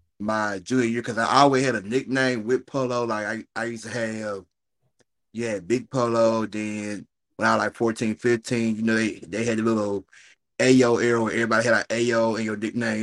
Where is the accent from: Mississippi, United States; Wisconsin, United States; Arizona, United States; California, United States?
Mississippi, United States; Jackson; I'm from Jackson, Mississippi, the capital of Mississippi, 601.